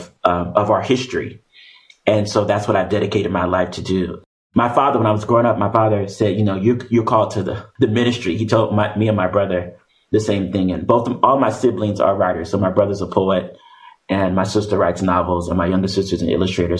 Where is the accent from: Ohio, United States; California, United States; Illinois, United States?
California, United States; Oakland; I'm born and raised in Oakland, California